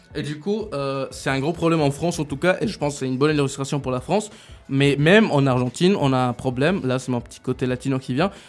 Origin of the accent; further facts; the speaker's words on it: Switzerland; je suis un petit Suisse